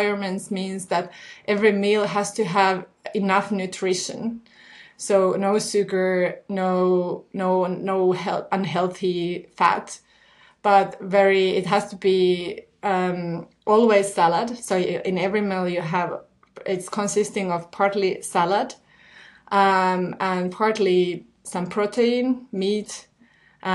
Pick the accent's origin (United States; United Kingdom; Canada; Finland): Finland; I come from Finland and I never lived in any other Nordic country